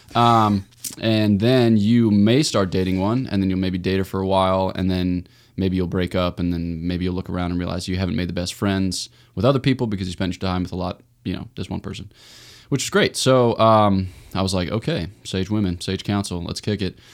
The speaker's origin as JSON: {"language": "English", "town": "Newtown", "region": "Pennsylvania", "country": "United States", "tie": "born or raised there", "said": "I was born in Newtown, Pennsylvania, outside of Philly"}